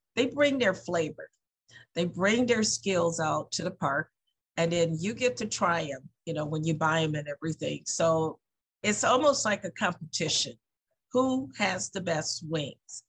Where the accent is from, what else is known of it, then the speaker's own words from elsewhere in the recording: the South, United States; now in Lansing, United States; I'm from the South